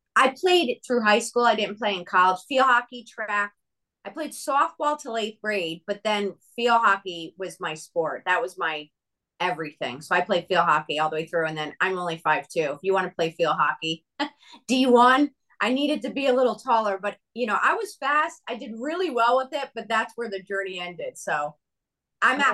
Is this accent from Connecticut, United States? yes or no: yes; Connecticut, United States; moved away as an adult; also born or lived in Nashville, Tennessee / Franklin, Tennessee; now in Arizona, United States; I grew up in Connecticut